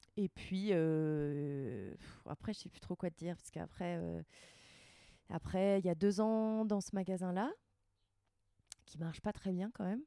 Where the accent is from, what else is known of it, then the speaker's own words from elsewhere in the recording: Rouen, Normandy, France; moved away as an adult; also born or lived in Paris; now in Annecy, France; j'ai grandi en Normandie, mais mes parents sont bretons.